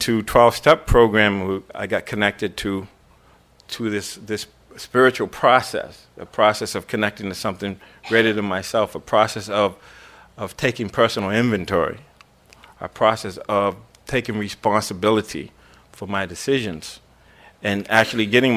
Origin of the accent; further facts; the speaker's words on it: Boston, Massachusetts, United States; I grew up in Boston